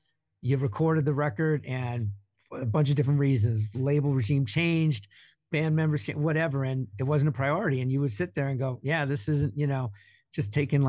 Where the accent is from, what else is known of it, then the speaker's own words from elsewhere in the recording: East Coast, United States; now in Minnesota, United States; In fact, I moved to Minnesota in 94, but before then, growing up on the East Coast, I had never seen a Best Buy or a Walmart store.